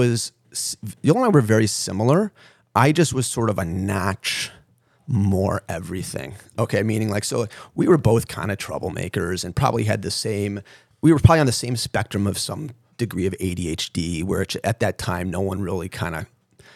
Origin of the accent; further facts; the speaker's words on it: Skokie, Illinois, United States; also born or lived in St. Louis, Missouri; I grew up in Skokie